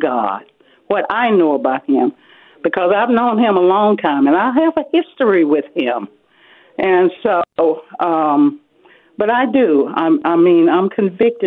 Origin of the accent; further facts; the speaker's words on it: Alabama, United States; I'm 85 years old. And I was born in Alabama. So I grew up into this difficulty